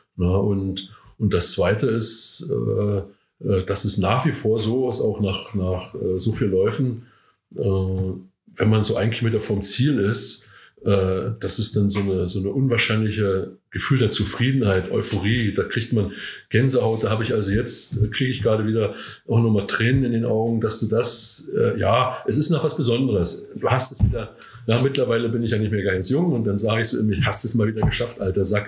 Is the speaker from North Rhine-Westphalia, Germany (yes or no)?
no; Rügen, Mecklenburg-Vorpommern, Germany; moved away as an adult; also born or lived in Brandenburg; now in Eisenach, Germany; ich komme von der Insel Rügen eigentlich, tatsächlich